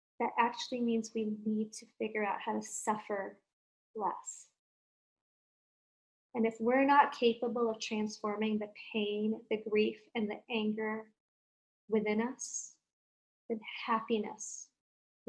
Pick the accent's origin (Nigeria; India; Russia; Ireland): India; I come from India and I was raised as Hindu